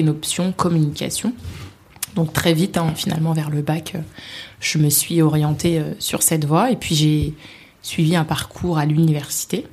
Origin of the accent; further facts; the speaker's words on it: Vitry-sur-Seine, Île-de-France, France; also born or lived in Paris; j'ai grandi à Vitry-sur-Seine, une très belle ville du Val-de-Marne.